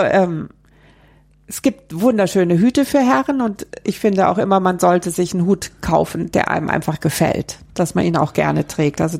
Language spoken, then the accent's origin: German; Hesse, Germany; Also ich selber, ich habe das ja vorhin schon angedeutet, ich komme aus Hessen